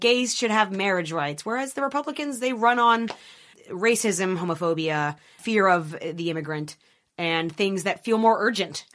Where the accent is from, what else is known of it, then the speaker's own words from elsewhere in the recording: Erie, Pennsylvania, United States; moved away; I grew up in Erie, Pennsylvania